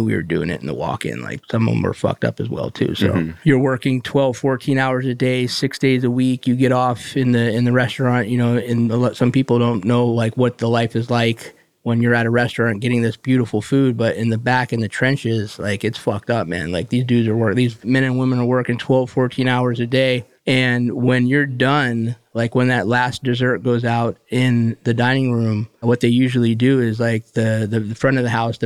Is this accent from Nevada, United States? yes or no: yes; Las Vegas, Nevada, United States; also born or lived in New York / South Florida; now in Jupiter, United States; Born in Las Vegas